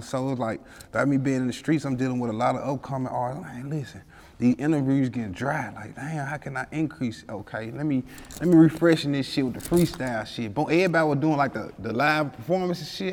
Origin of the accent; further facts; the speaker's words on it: Memphis, Tennessee, United States; I grew up in uh, South Memphis, like uh, around the area. I grew up in Walker Home